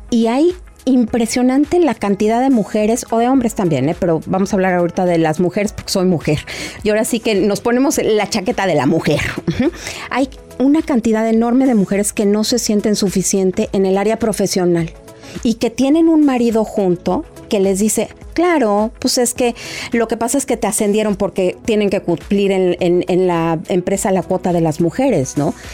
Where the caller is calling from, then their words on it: Costa Rica; Eh, le saludo desde Costa Rica.